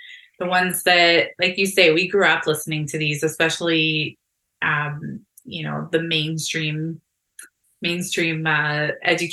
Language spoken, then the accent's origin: English; Fort Erie, Ontario, Canada; moved away; I grew up here. I grew up in Fort Erie